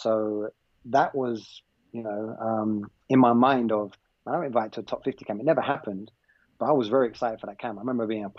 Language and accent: English; London, United Kingdom; moved away as an adult; also born or lived in Ealing; now in United States; I grew up in England.